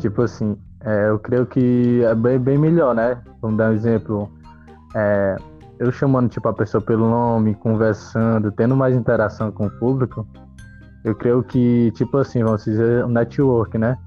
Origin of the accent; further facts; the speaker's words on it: Fortaleza, Ceará, Brazil; sou de Fortaleza, Ceará